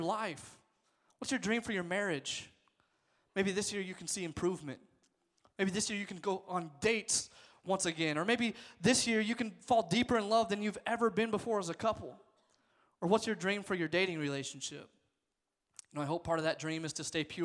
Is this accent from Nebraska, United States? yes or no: yes; Nebraska, United States; I was born there. I was raised in Nebraska